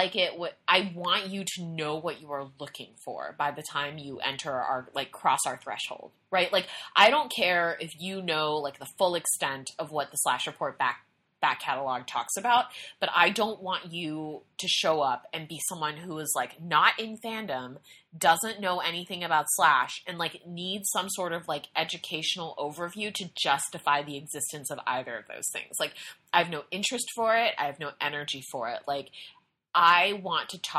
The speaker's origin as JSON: {"language": "English", "country": "United States", "said": "I'm an American."}